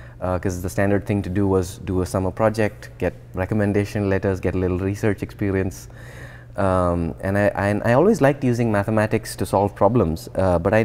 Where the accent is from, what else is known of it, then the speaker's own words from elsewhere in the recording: India; moved away as an adult; also born or lived in New Jersey, United States / Columbia, South Carolina, United States; now in Boston, United States; So I grew up in India, but I also grew up in the US